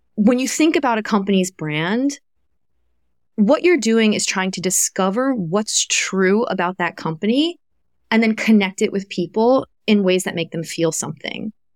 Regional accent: Kentucky, United States; moved away; I grew up in Kentucky

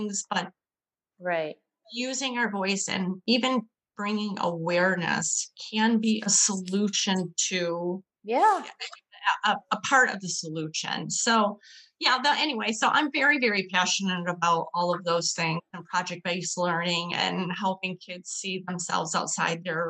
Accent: Northern Michigan, United States; born and raised here in Michigan. I'm from Northern Michigan, which is very woodsy, lakes, streams

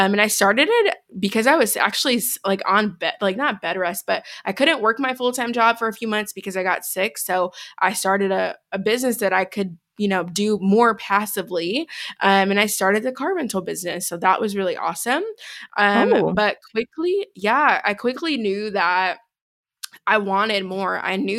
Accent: Chicago, Illinois, United States; now in Denver, United States; I am originally from Chicago, born and raised. Shout out Chi-Town. Born and raised.

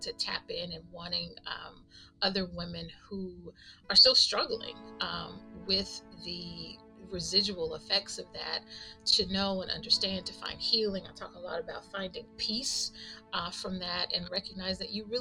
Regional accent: Texas, United States; also born or lived in Atlanta / Houston; Was born and raised in Texas, a small town in Texas, and went to school in Atlanta

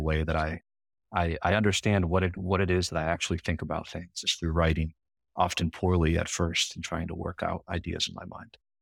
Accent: Grand Rapids, Michigan, United States; moved away as an adult; also born or lived in New York; I'm from Michigan and born and raised in, in Grand Rapids on the west side of the state

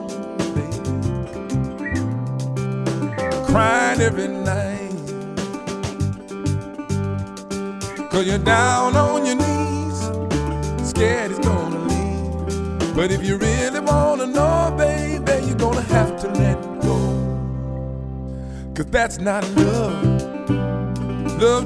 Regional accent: Compton, California, United States; also born or lived in Los Angeles / New Orleans; I'm L.A. born and raised. Raised in Compton, living in L.A.

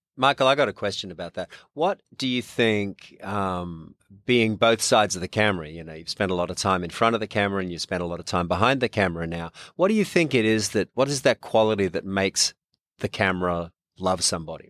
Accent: Australia; accent: Australian; moved away as an adult; now in Louisiana, United States; Australian born and raised, just been here twenty-eight years

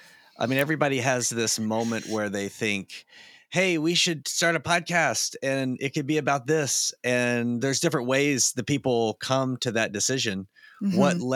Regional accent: South Carolina, United States; also born or lived in Tampa, United States; now in Ohio, United States; We lived in Ohio some. I live in Ohio now, of course. But we lived in Ohio some growing up, some in Tampa. I went to high school in South Carolina. That's probably what feels most like hometown.

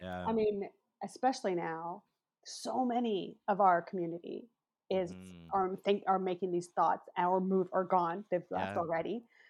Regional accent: Vancouver, British Columbia, Canada; I'm from Vancouver. Like, I was born, right, raised here, and my family's here.

